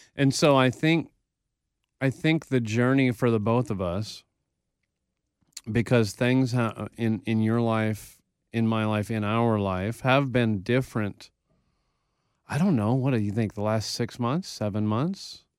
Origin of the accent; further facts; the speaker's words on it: Texas, United States; I learned about the Alamo because I'm from Texas